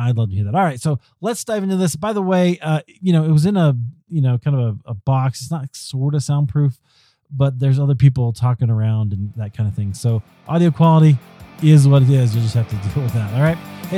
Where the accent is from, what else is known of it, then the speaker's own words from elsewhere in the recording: Denver, Colorado, United States; Podcast Movement was here in Denver in my hometown.